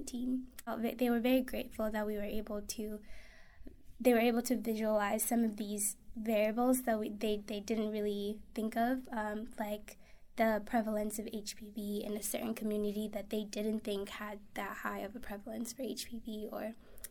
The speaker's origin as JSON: {"language": "English", "country": "Kenya", "tie": "born or raised there", "moved": "yes", "lives_now": "United States", "said": "And I'm from Kenya originally. I grew up there"}